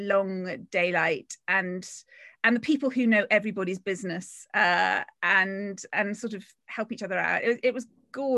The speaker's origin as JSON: {"language": "English", "region": "London", "country": "United Kingdom", "said": "a Londoner, and I love London"}